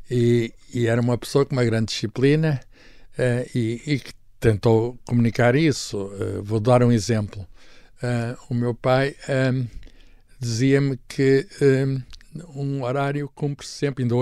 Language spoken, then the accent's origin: Portuguese; Lisbon, Portugal; Mas disseram que eu nasci, estava informada, na Maternidade Alfredo da Costa, que é uma verdadeira fábrica de portugueses.